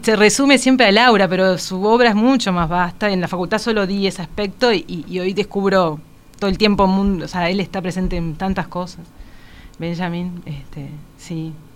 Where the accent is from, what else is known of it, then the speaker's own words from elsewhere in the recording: Montevideo, Uruguay; also born or lived in Caracas, Venezuela / Paraguay; nací allá y no acá pero me crié acá, mi crianza es 100% uruguaya